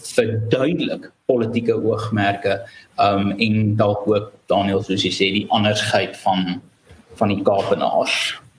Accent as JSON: {"language": "Afrikaans", "country": "South Africa", "said": "as Suid-Afrikaner"}